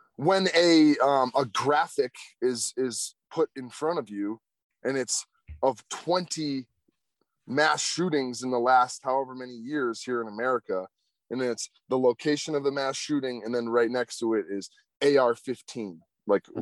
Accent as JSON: {"language": "English", "country": "United States", "said": "us as American citizens"}